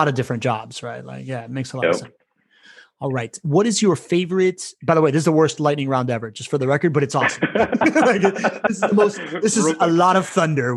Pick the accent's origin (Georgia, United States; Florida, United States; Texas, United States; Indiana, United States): Florida, United States; Miami; moved away; also born or lived in California; I grew up in Miami